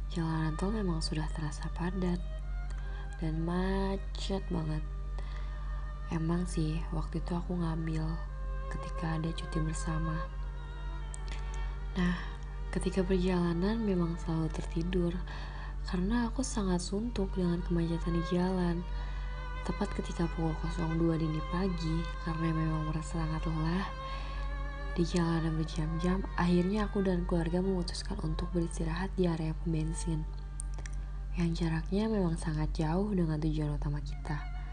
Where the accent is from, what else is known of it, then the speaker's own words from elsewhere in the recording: Karawang, West Java, Indonesia; Aku asli dari Karawang, Jawa Barat.